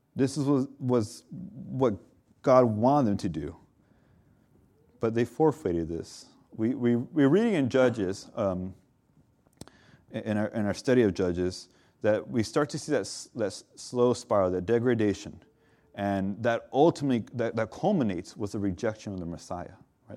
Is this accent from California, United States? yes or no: yes; Southern California, United States; I'm from SoCal